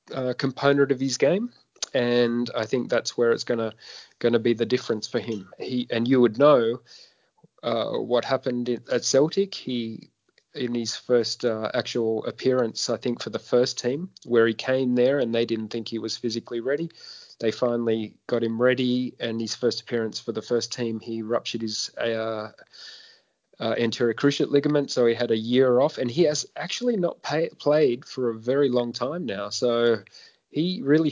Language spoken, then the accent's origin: English; Sydney, New South Wales, Australia; in my hometown